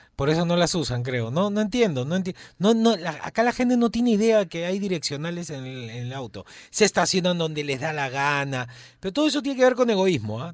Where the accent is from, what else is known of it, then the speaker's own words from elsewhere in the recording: Peru; Yo soy peruano